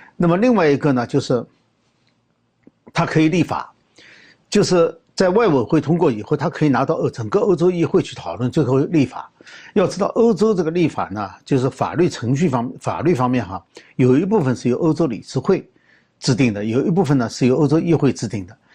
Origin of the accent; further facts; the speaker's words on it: China; 我们中国人讲的产婆